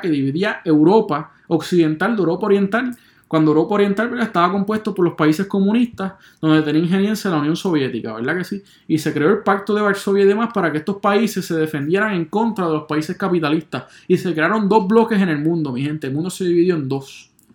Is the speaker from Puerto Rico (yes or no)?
yes; Puerto Rico; yo soy un puertorriqueño